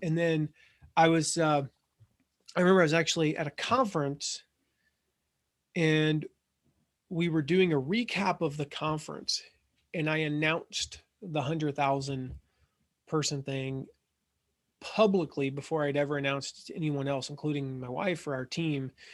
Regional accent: Franklin, Tennessee, United States; I grew up in Nashville, Franklin, Tennessee

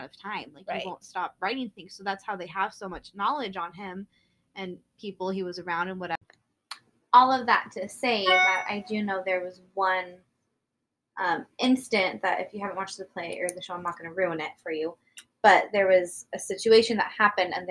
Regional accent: United States; We're American

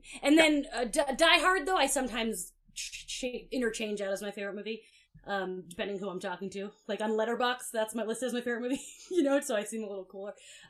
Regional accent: Florida, United States; also born or lived in New Jersey; now in Los Angeles, United States; I grew up in Florida

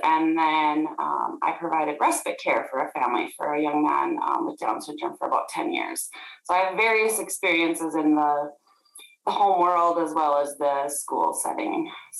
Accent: Grand Forks, North Dakota, United States; I am from Grand Forks, North Dakota, born and raised.

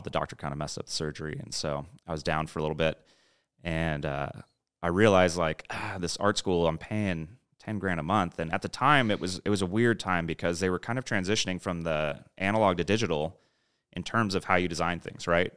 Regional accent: San Diego, California, United States; moved away as an adult; also born or lived in Los Angeles / Orange County; now in Austin, United States; growing up in San Diego

